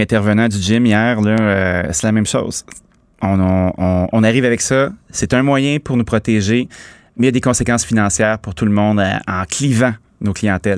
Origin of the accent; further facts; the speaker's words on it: Laval, Quebec, Canada; je suis originaire de Laval